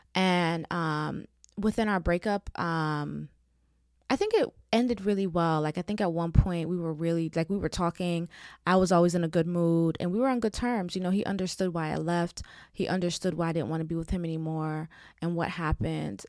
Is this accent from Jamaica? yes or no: yes; Jamaica; I'm Jamaican